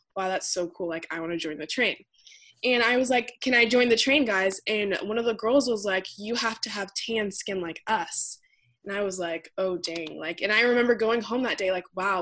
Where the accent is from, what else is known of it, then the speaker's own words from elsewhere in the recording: United States; first group in my entire family to be born in the United States